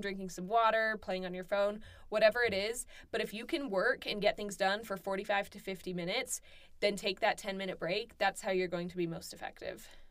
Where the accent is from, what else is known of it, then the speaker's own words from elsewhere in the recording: Southern California, United States; moved away as an adult; also born or lived in Arkansas; I'm from California